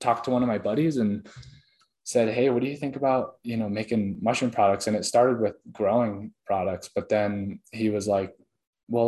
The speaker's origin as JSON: {"language": "English", "region": "Oregon", "country": "United States", "tie": "born or raised there", "said": "I grew up in Oregon"}